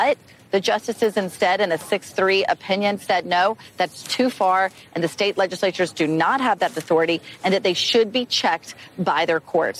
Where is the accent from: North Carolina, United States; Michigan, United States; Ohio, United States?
North Carolina, United States; this is a case from my home state of North Carolina